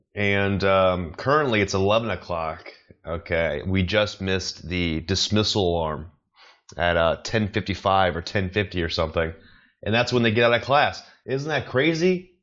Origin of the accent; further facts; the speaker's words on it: United States; moved away; I'm American. I don't live in America